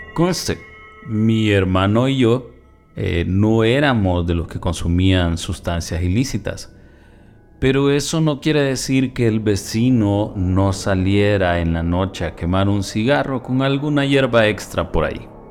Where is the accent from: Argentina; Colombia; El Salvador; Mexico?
El Salvador; En mi país El Salvador, ubicado en el centro de Centroamérica